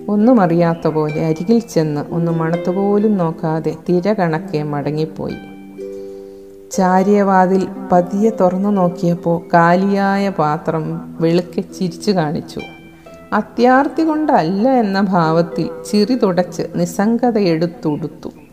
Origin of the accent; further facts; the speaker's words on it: Chembu, Kerala, India; ഞാൻ വൈക്കത്ത് ചെമ്പ് സ്വദേശിനിയാണ്